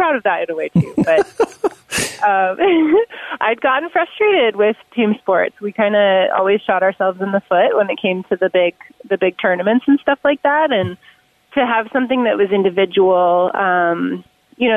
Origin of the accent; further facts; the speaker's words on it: Washington, United States; now in Colorado, United States; I grew up in Washington State